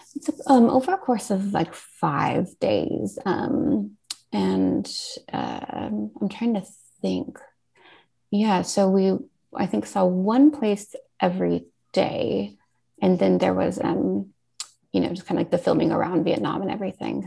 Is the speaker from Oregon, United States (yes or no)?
yes; Portland, Oregon, United States; moved away; I was born and raised in Portland, Oregon